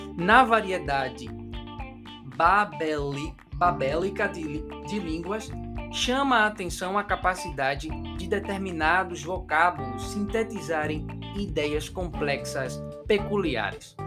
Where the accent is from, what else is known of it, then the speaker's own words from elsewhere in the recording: Recife, Pernambuco, Brazil; now in Paraíba, Brazil; eu sou natural de Pernambuco, sou pernambucano, nasci lá, lá, lá, lá em Pernambuco, Recife